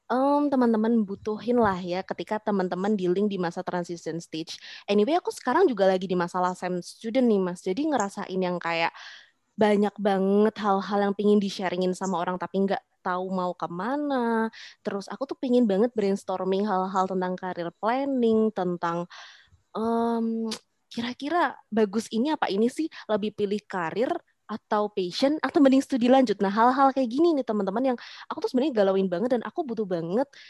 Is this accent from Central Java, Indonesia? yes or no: yes; Semarang, Central Java, Indonesia; also born or lived in Magelang; aku berasal dari kota kecil, aku dari Magelang, tapi uh, aku hidup besar di Semarang kayak gitu.